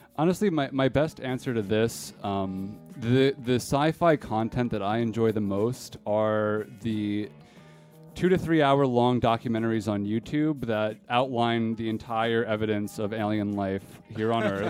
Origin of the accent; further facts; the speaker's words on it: East Coast, United States; growing up on the East Coast